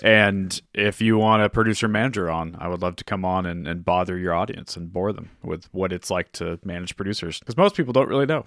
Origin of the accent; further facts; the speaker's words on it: Orange County, California, United States; I grew up in Orange County